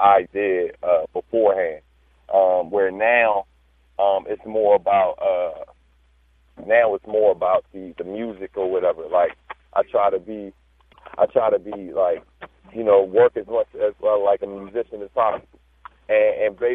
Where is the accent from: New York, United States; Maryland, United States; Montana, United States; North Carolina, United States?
Maryland, United States; Prince George's County; born or raised there; also born or lived in Baltimore, Maryland